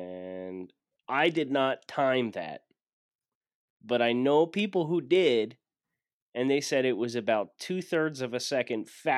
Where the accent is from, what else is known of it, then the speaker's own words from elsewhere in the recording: Northeast, United States; I'm just like, oh, sorry, I'm from the Northeast.